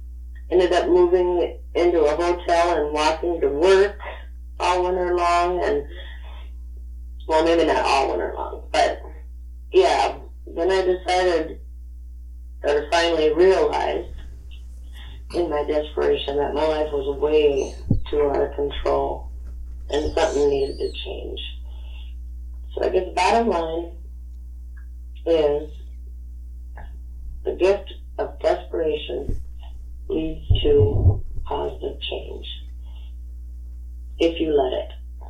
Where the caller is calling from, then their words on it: Richmond, Minnesota, United States; I'm from Richmond, Minnesota, USA.